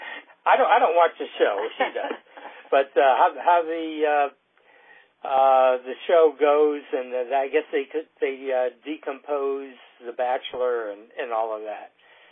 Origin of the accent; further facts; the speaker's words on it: Southern Maryland, United States; we're from Southern Maryland, which means that we're south of Washington, D.C.